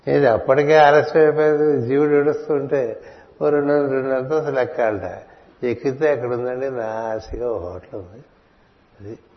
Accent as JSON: {"language": "Telugu", "region": "Telugu-speaking region", "country": "India", "said": "నేను తెలుగువాడిని ఇప్పటికే తమిళ దేశంలో పది రోజుల నుంచి ఉన్నాం"}